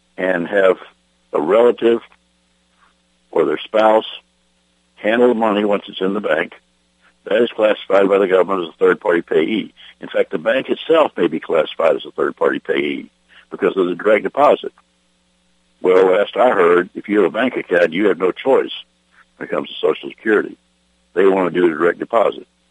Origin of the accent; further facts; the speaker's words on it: Texas, United States; my hometown in Texas